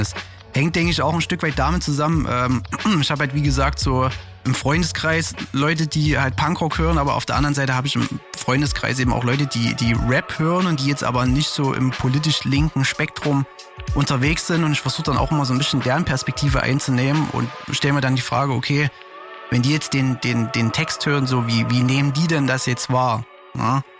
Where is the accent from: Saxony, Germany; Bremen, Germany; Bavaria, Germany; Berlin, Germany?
Saxony, Germany; Zwickau; moved away as an adult; now in Leipzig, Germany; Ich komme eigentlich aus Zwickau und bin vor zehn Jahren nach Leipzig gezogen.